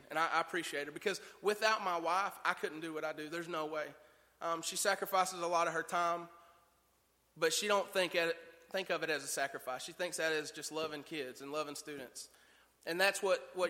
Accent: Tennessee, United States; I'd never been any further than the beauty spot in North Carolina. That's as far as I'd ever been out of the state of Tennessee

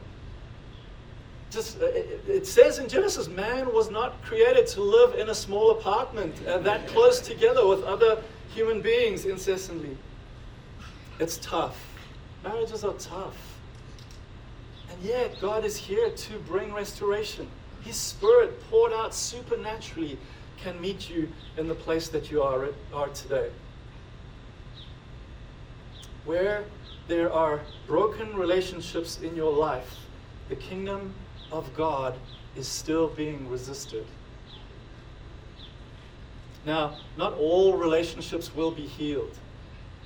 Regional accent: South Africa; now in United States; being South African, but now being American, but also like not living like immigrants anymore

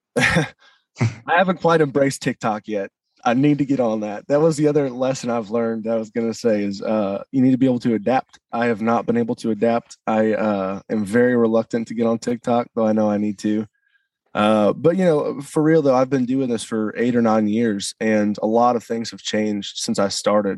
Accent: St. Louis, Missouri, United States; moved away; also born or lived in Nashville; I grew up in St. Louis

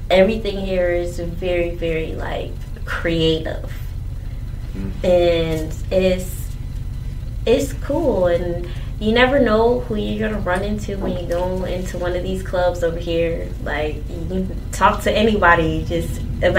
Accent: Charlotte, North Carolina, United States

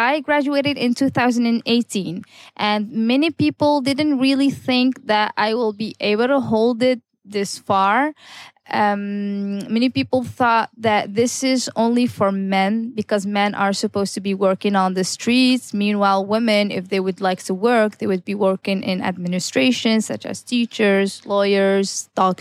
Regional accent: Tetouan, Tanger-Tetouan-Al Hoceima, Morocco; also born or lived in Amsterdam, Netherlands; I am the only certified female tour guide here in my hometown, Tetouan

